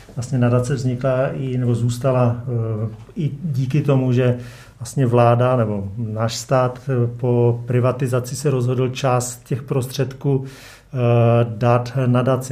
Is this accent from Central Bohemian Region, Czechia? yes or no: no; Frýdek-Místek, Moravian-Silesian Region, Czechia; also born or lived in India / Afghanistan / North Korea / Pakistan; jsem pocházím z Frýdku místku